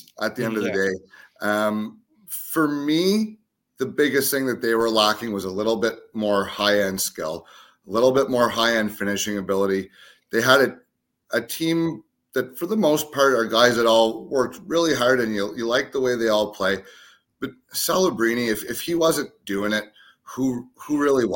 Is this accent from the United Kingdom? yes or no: no; Canada; we're Canadian